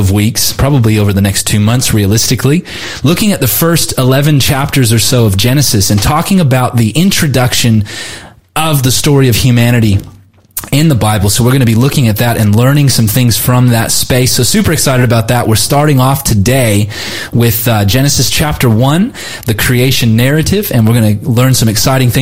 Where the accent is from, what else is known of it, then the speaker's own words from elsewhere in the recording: Southern California, United States; I grew up in Southern California, and we have like 3 to 6 days of rain a year